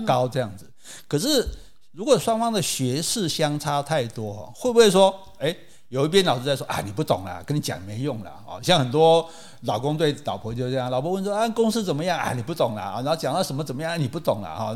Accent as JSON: {"language": "Chinese", "country": "Taiwan", "said": "可是你看我们台湾人来就不一样啊"}